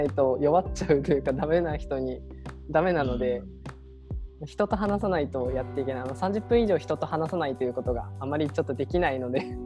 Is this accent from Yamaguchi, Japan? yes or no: yes; Yamaguchi, Japan; 地元が米軍基地っていうあの海外のアメリカ軍がいる基地がすぐそばにあって